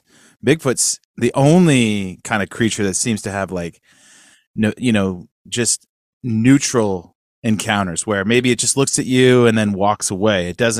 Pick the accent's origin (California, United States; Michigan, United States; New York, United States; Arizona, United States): California, United States; Sacramento; now in Nashville, United States; We're California boys, too. I grew up in Sacramento.